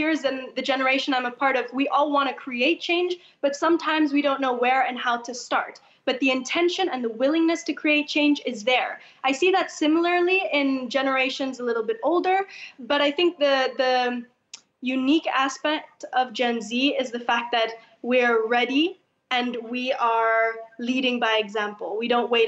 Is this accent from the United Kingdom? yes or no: no; Indonesia; I'm from Indonesia